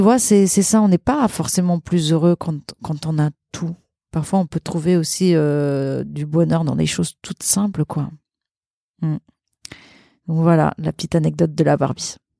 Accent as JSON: {"language": "French", "country": "Luxembourg", "tie": "born or raised there", "also_born_or_lived": "Portugal", "moved": "yes", "lives_now": "Paris, France", "said": "j'ai grandi j'ai grandi au Luxembourg mais mais je suis née au Portugal et je suis restée jusqu'à l'âge de mes 5 ans"}